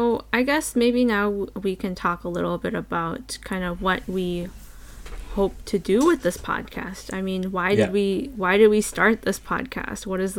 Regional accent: British Columbia, Canada; I am a second generation Canadian immigrant. My ancestry and my background, I am Chinese on both sides, and I am a settler on these territories commonly known as British Columbia, Canada.

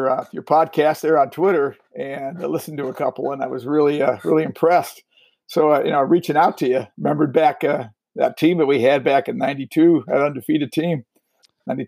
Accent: Cleveland, Ohio, United States; moved away; I'm from Ohio, around Cleveland area originally. Played football and did track there

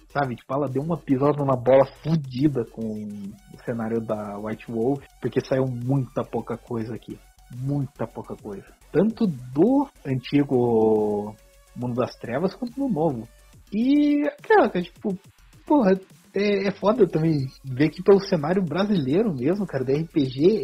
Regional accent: Curitiba, Paraná, Brazil; vindo do interior. Apesar que eu nasci em Curitiba

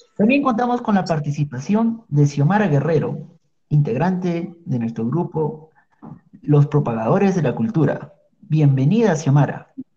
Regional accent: Tacna, Peru; mi ciudad de origen

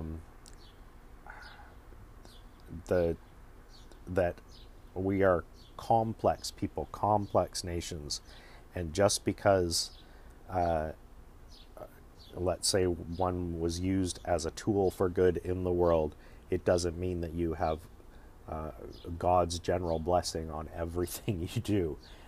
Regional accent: Canada; as a Canadian

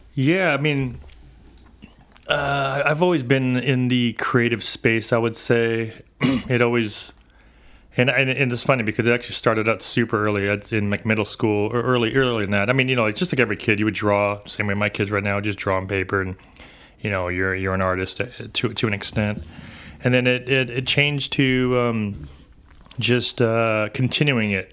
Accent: San Diego, California, United States; born and raised here in San Diego

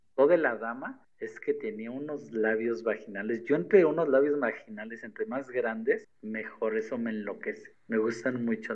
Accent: State of Mexico, Mexico; also born or lived in Cancún; soy del Estado de México

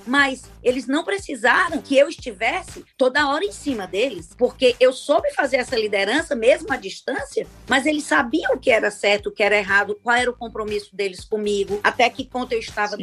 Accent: Fortaleza, Ceará, Brazil; eu sou de Fortaleza

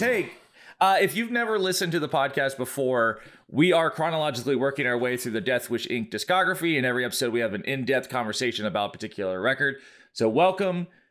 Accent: Brunswick, Georgia, United States; in my hometown of Brunswick, Georgia

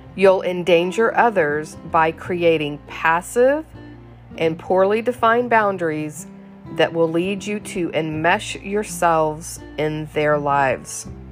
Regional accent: the South, United States; I was raised in the South, and good little girls don't get mad

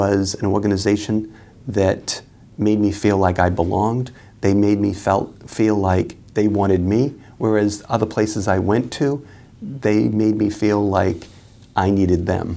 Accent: Boston, Massachusetts, United States; I'm from right here.

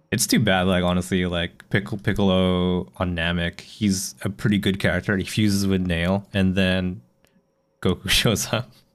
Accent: Canada; now in Japan

